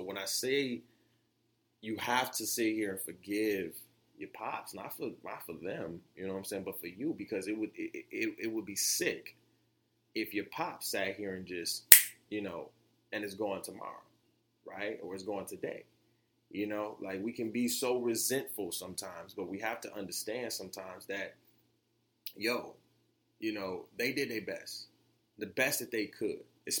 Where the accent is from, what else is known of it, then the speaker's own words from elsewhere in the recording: Florida, United States; as y'all know, I'm from Florida, right?